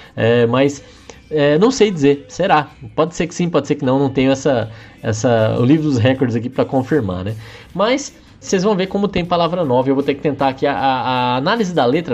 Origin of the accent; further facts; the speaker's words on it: Brazil; todos somos brasileiros